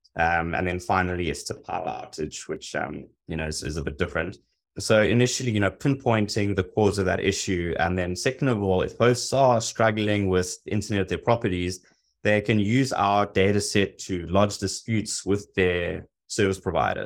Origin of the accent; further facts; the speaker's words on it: South Africa; moved away as an adult; also born or lived in Hong Kong / Los Angeles; I'm originally from South Africa. I spent the last fifteen years, um, living and working abroad, spent six years in Hong Kong, five in Los Angeles.